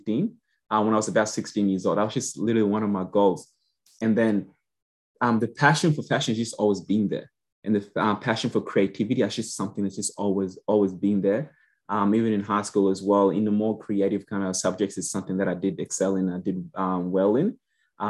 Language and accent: English; Queensland, Australia; also born or lived in Yambio, South Sudan / Gatton / Toowoomba / Rosewood; now in Brisbane, Australia; Brisbane or Queensland, yes, is definitely where we have always lived